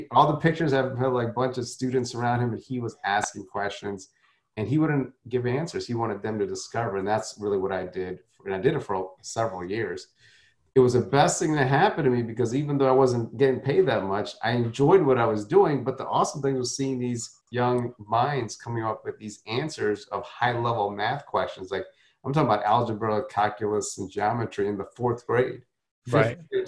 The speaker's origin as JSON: {"language": "English", "region": "South India", "country": "India", "tie": "born or raised there", "said": "My you know I was from South Indian upbringing, so you now the thing with South Indians is we they're very conservative. So it's not like North Indians."}